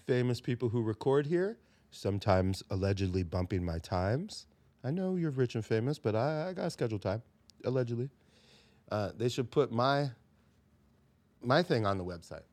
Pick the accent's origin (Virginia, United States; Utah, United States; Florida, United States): Florida, United States; South; moved away; I grew up in South Florida